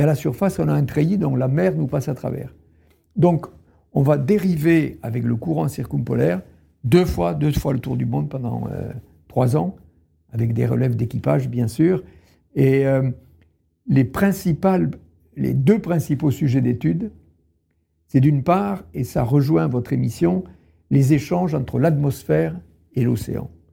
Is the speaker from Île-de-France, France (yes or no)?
no; Tarn, Occitania, France; je suis né dans le Tarn, à la campagne, il y avait les champs derrière la maison.